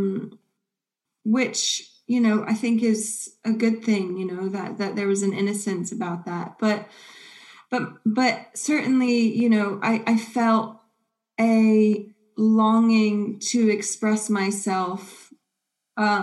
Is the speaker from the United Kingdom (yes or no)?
no; near Akron, Ohio, United States; moved away; I grew up in Ohio, and near Akron.